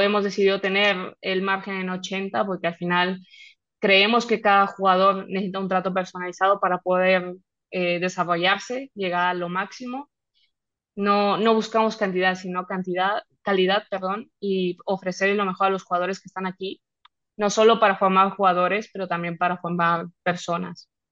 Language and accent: Spanish; Mexico; moved away as an adult; now in Spain; siendo de México